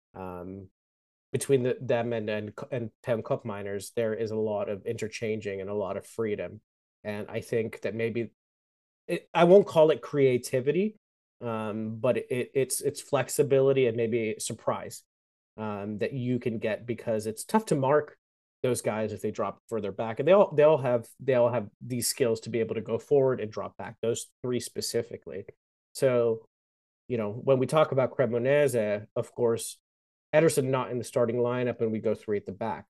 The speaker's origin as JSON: {"language": "English", "country": "United States", "said": "I'm American"}